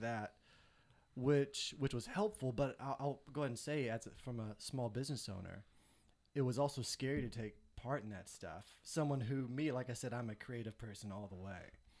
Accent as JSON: {"language": "English", "town": "Nashville", "region": "Tennessee", "country": "United States", "moved": "as an adult", "lives_now": "Columbia, United States", "said": "I am from Nashville, Tennessee. Me and my wife are. We moved to Columbia, South Carolina in two thousand nine."}